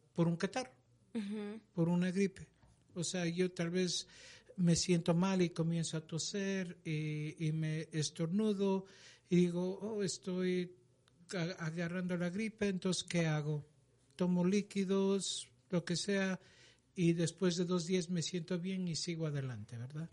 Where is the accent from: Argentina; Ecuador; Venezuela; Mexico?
Ecuador; moved away; Yo soy originalmente de Ecuador.